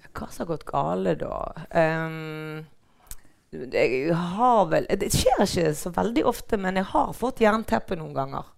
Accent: Bergen, Vestland, Norway; also born or lived in Mathopen; Jeg er fra Brinken

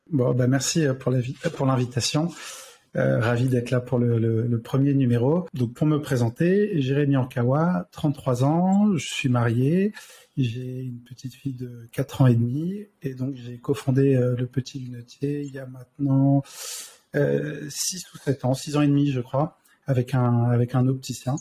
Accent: Carrières-sur-Seine, Île-de-France, France; moi, j'ai grandi en région parisienne

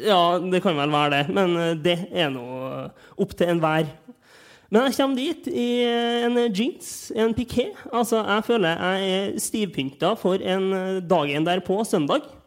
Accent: Trondheim, Trøndelag, Norway; jeg er fra Trondheim.

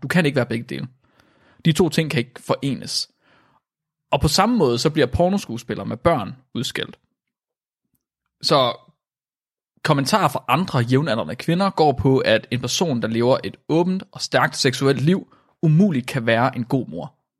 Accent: Vildbjerg, Central Denmark Region, Denmark; jeg er ikke født i Vildbjerg, jeg er opvokset i Vildbjerg.

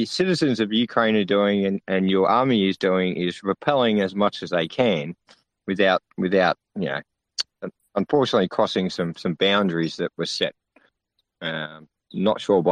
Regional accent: Australia; being an Australian

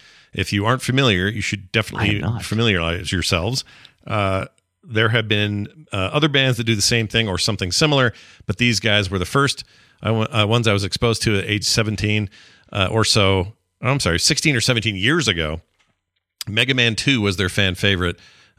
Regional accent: Pittsburgh, Pennsylvania, United States; I grew up in Pittsburgh, and there were a lot of arcades to go to.

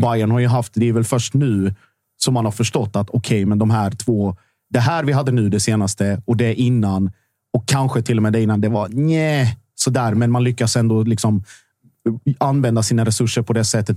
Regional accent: Sweden; jag är född i Sverige

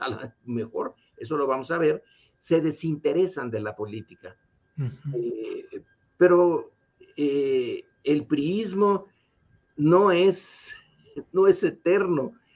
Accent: Mexico; nosotros como mexicanos que estamos divididos

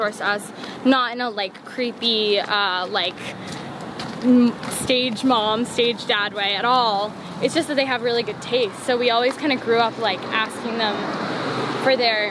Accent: New York, United States; I am from New York. I've always lived in New York

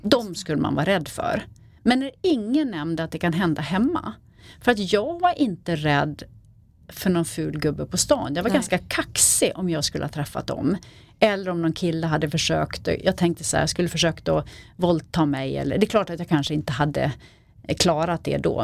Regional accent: Falun, Dalarna County, Sweden; jag är uppvuxen i, eh, i Falun, utanför Falun i en liten

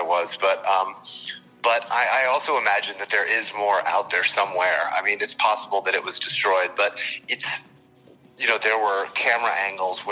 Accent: New Jersey, United States; I grew up in New Jersey

